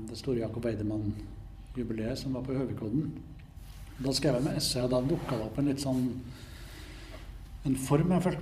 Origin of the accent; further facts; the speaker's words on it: Trondheim, Trøndelag, Norway; Jeg vokste opp her i Trondheim gikk på museum, kopierte andre kunstnere.